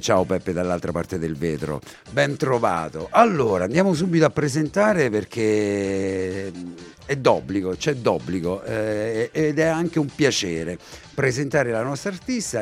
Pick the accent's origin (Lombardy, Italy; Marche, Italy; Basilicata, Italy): Marche, Italy; Ascoli Piceno; sono anche io di Ascoli